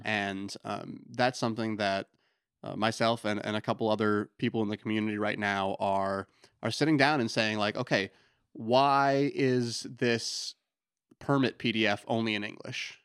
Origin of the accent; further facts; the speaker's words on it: Lyman, Maine, United States; also born or lived in Portland, Maine; I grew up in Lyman, so, you know, been in Maine pretty much my whole life